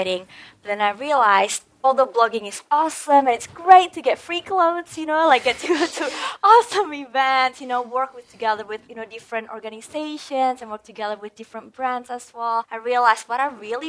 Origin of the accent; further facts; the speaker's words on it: Indonesia; also born or lived in Perth, Australia; now in Bali, Indonesia; I am originally from Indonesia and I was so blessed to be able to come to Perth, you know, Australia